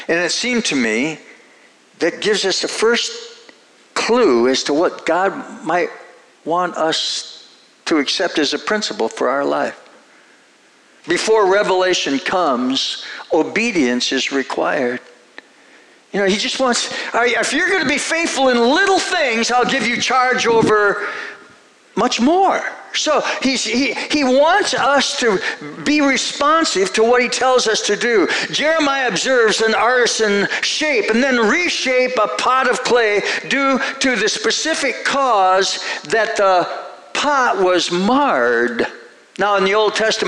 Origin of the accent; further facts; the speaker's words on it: Minnesota, United States; I grew up in Minnesota, and rural Minnesota, very rural